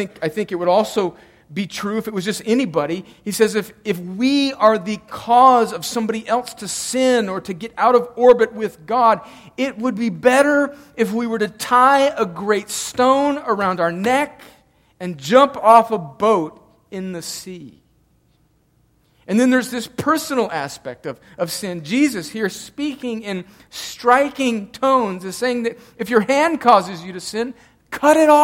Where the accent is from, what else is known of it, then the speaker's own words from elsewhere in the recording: El Centro, California, United States; we grew up right on the Mexican border, El Centro, California